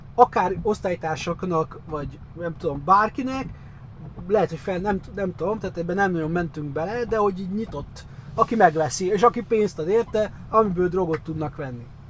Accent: Hungary; európai magyar

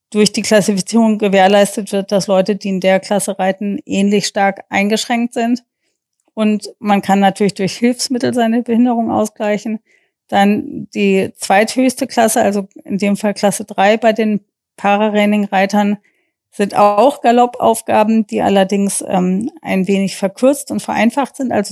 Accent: Germany; dass wir als Deutsche das vorstellen durften, obwohl ja eigentlich Reining seine Heimat in den USA hat.

